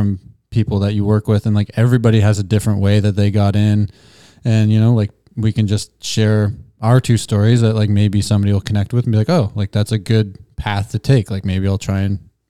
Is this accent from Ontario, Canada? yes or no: yes; Sarnia, Ontario, Canada; I remember like my dad growing up in Sarnia, like he worked in the plants